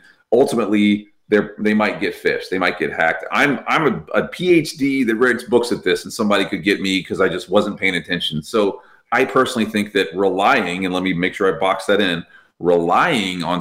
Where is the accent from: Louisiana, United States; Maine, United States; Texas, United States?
Texas, United States; I'm from Texas